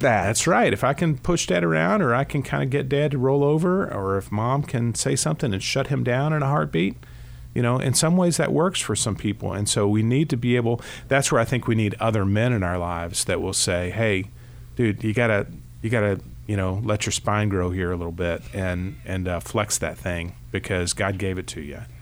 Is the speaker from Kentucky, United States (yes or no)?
yes; Kentucky, United States; I grew up here in Kentucky